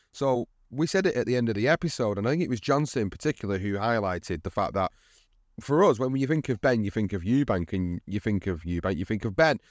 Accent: United Kingdom; for us as British fans

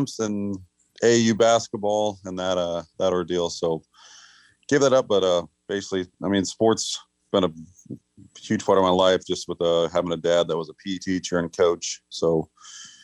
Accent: McCook, Nebraska, United States; also born or lived in Beatrice, Nebraska; Officially born in, my birth certificate would say Beatrice, but raised in McCook

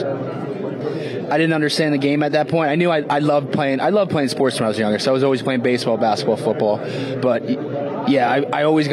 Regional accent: Philadelphia, Pennsylvania, United States; moved away; my hometown team

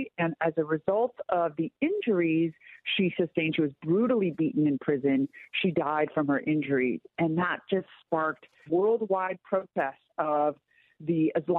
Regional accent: Southern California, United States; I grew up in Southern California.

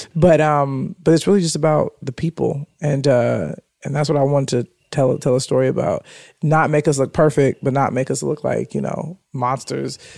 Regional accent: Chicago, Illinois, United States; moved away as an adult; now in Los Angeles, United States; … and I are from a similar area. I never knew the name of it, but he it's called Chatham

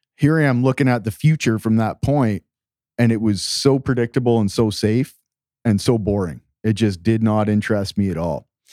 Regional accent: Canada; moved away; also born or lived in Latin America; I grew up in Canada in a very simple, small town

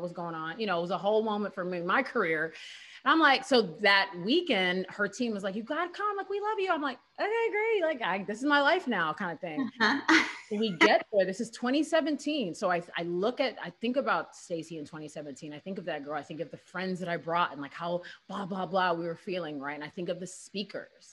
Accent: Houston, Texas, United States; I'm from Houston

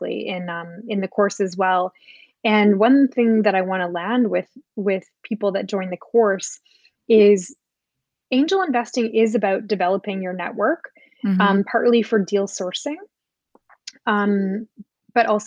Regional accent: Canada; now in United States; I'm an immigrant to the US. I come from Canada.

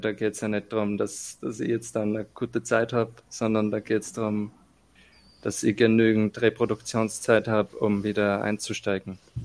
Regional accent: Austria; accent: strong dialect; bei uns in Österreich

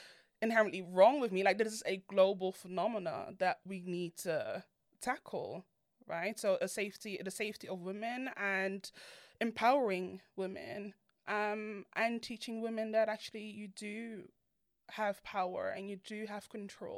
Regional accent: Netherlands; I grew up in Holland, and I was raised by immigrant parents. They're both from Ghana

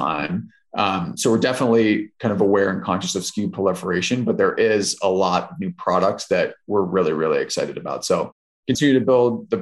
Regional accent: Southwest Ohio, United States; I'm from Southwest Ohio

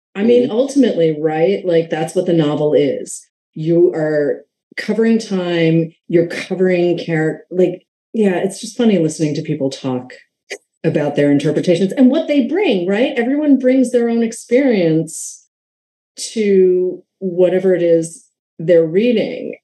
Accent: New England, United States; I grew up in New England

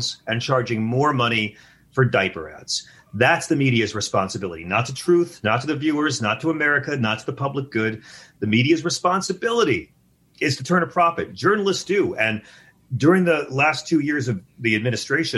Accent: Long Island, New York, United States; I'm from Long Island

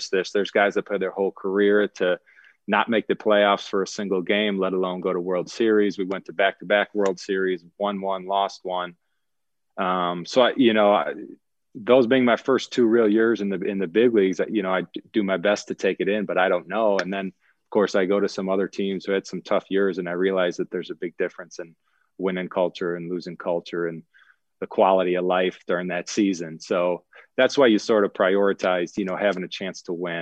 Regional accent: Illinois, United States; now in Nashville, United States; coming back to the Midwest where I grew up in Illinois

